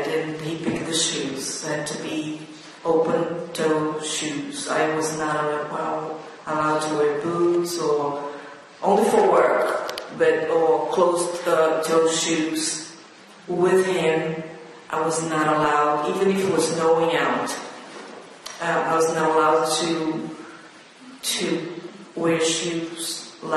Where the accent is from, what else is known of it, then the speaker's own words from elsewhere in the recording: Rio de Janeiro, Brazil; now in New York, United States; I came from Rio de Janeiro, which is like New York.